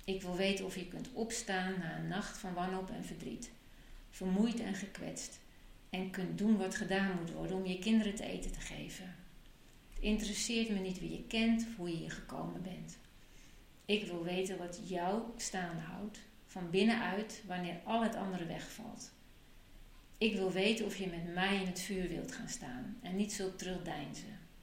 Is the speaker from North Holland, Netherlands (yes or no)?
yes; Amsterdam, North Holland, Netherlands; now in Friesland, Netherlands; Ik ben opgegroeid in Amsterdam